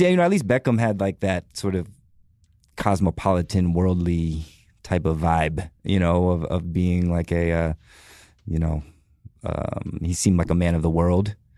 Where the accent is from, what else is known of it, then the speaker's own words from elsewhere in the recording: United States; as an American fan